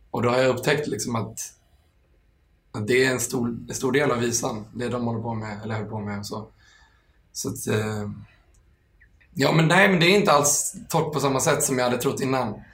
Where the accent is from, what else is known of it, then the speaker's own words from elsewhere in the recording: Stockholm, Stockholm County, Sweden; Eh, från Enskede. Ja. Eller närmare bestämt, bestämt Stureby.